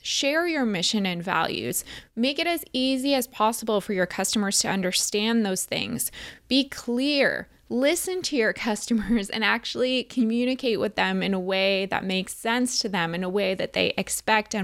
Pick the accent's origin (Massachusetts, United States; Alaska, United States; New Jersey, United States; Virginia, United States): New Jersey, United States; We were both born and raised in New Jersey